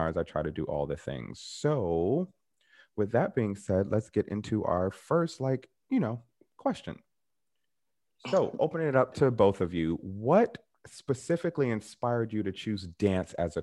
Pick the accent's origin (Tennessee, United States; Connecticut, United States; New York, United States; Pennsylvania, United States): Connecticut, United States; Bridgeport; I'm from Bridgeport, Connecticut.